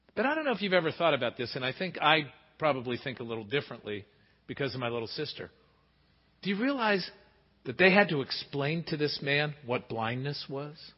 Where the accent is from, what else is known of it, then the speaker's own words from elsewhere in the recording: Pittsburgh, Pennsylvania, United States; growing up in Pittsburgh